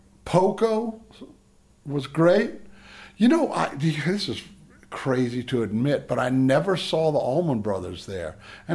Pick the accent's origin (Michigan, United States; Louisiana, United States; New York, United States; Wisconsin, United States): Louisiana, United States; Edgard; I'm from Edgard.